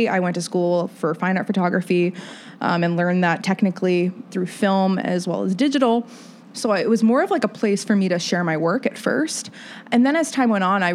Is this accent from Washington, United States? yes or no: no; Fort Wayne, Indiana, United States; moved away; growing up in Fort Wayne, and I love where I'm from